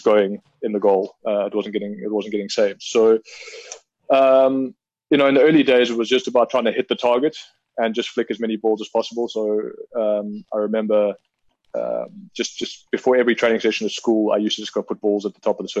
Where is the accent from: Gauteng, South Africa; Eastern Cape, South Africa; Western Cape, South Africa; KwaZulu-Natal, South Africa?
Gauteng, South Africa; Pretoria; moved away as an adult; also born or lived in Stellenbosch, South Africa / Port Elizabeth, South Africa; I would have been around 10 years old when we moved from PE up to Pretoria, where I went to Brooklyn Primary and then eventually Pretoria Boys High